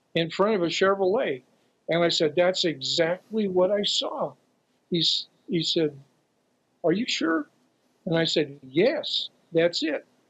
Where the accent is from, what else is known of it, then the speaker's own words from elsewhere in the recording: Santa Cruz, California, United States; Santa Cruz twice, my hometown.